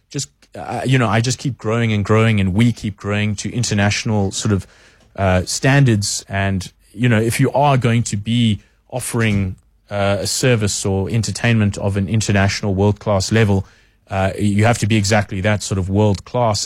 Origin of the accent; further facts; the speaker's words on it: South Africa; we are very proudly South African